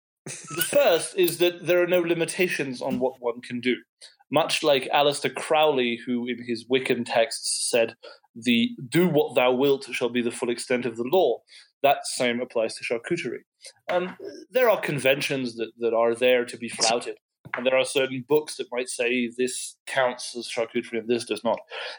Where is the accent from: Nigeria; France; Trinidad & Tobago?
France; born there; As your very attentive listeners will know, I was born in France. I am half French.